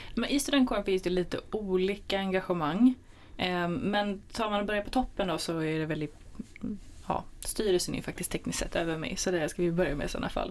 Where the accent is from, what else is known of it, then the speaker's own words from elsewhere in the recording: Jönköping area, Jönköping County, Sweden; jag kom lite från Jönköpingsområdet